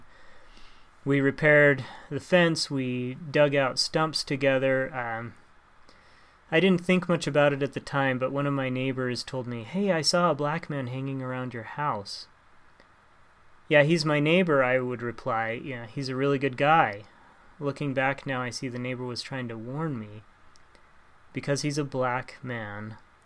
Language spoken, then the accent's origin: English; Montana, United States; also born or lived in Ohio; I grew up in Montana, and my family, they lived in Ohio for a while